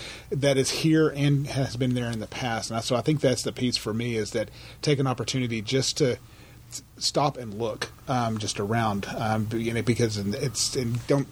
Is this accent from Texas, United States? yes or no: yes; Garland, Texas, United States; Garland, Texas, which is actually my hometown